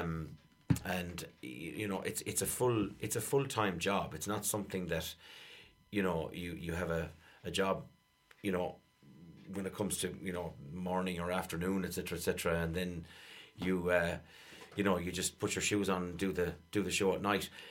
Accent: Ireland; us as Irish people

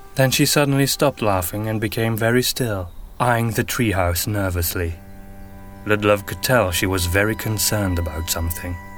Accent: Antwerp, Flanders, Belgium; first language Flemish; English is a second language; I am from Belgium. More specifically, Antwerp in the northern

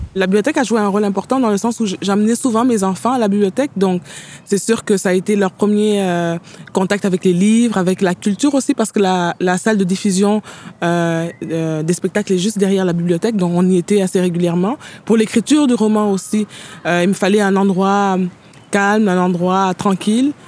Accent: Senegal; moved away as an adult; also born or lived in Paris, France / Jonquière, Canada; now in Montreal, Canada; je suis né au Sénégal, j'étudie en France, à Paris pendant sept ans, et de Paris, je débarque au Saguenay

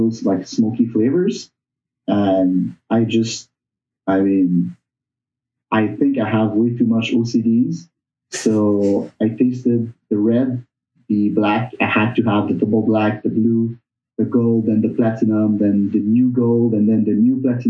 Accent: Montreal, Quebec, Canada; moved away as an adult; also born or lived in Burgundy, France; now in Ottawa, Canada; I wasn't born, but I was raised in Montreal

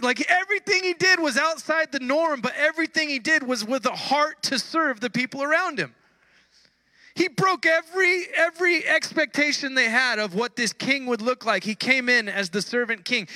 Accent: California, United States; We have our accent, we have our words we use. You know, in California, uh, we don't we don't pronounce the end of words

